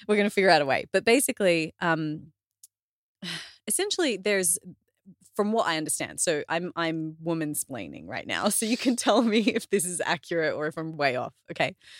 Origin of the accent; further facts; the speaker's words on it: Australia; I'm Australian